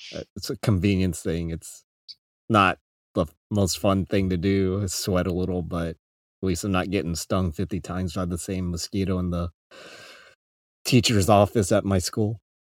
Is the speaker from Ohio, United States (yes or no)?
no; Arizona, United States; moved away as an adult; now in Japan; I'm from Arizona